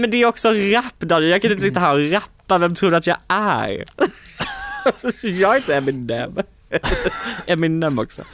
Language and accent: Swedish; Påryd, Kalmar County, Sweden; moved away; i Påryd där jag kommer ifrån, där tror jag att jag är ett ganska välkänt namn liksom